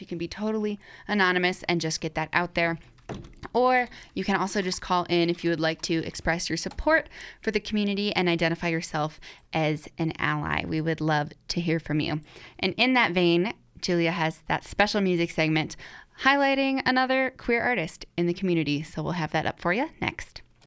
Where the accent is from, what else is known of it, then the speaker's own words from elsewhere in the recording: North Dakota, United States; now in Colorado, United States; I'm from North Dakota